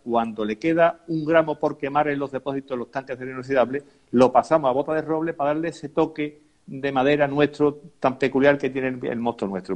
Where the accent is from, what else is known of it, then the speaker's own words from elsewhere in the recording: Umbrete, Andalusia, Spain; mi pueblo